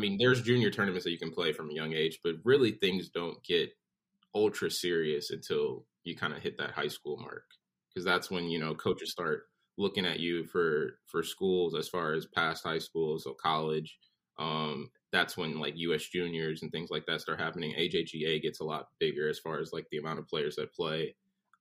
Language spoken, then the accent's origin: English; Southfield, Michigan, United States; moved away as an adult; also born or lived in North Carolina; now in Florida, United States; I'm originally from Southfield, Michigan. I grew up a couple miles north of 8